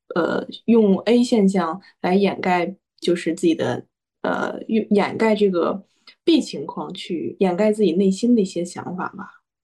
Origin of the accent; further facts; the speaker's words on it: Hebei, China; 因为我是河北人，然后我就是在那种衡水体制中出来的